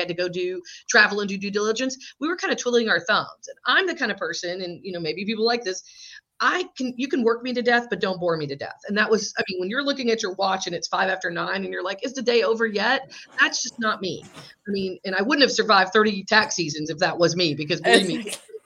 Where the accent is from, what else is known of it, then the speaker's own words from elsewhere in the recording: South Georgia, United States; also born or lived in Atlanta, Georgia; My dad's family is from the Northeast, but I grew up in South Georgia, went to college here in Georgia and have stayed